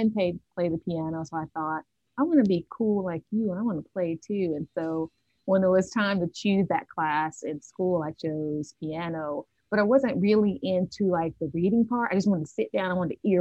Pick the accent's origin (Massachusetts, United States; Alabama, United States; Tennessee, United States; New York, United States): Tennessee, United States; Nashville; I was born and raised in Nashville, Tennessee. I've been here all of my life